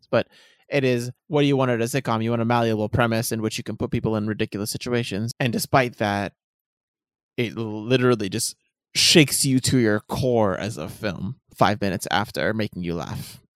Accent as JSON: {"language": "English", "town": "Washington", "region": "District of Columbia", "country": "United States", "tie": "born or raised there", "said": "my hometown of Washington, D C"}